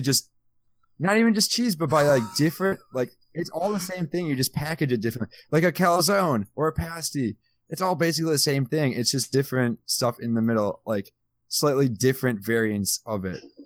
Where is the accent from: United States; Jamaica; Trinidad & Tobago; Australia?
United States; Midwest; I'm from the Midwest